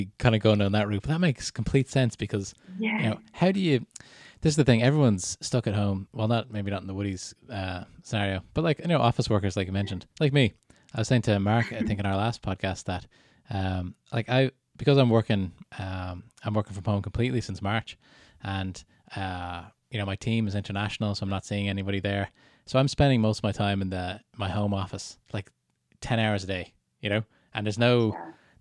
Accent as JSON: {"language": "English", "country": "Canada", "tie": "born or raised there", "moved": "yes", "said": "I was born in Canada, lived there for 9 years altogether"}